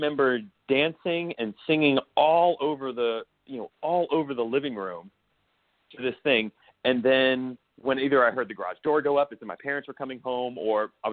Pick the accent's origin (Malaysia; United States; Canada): United States; Mississippi; moved away; also born or lived in New York; I was raised in Mississippi into a very conservative household.